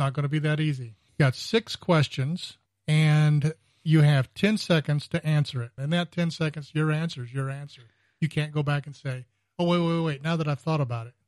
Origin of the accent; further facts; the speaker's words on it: California, United States; moved away; I grew up in California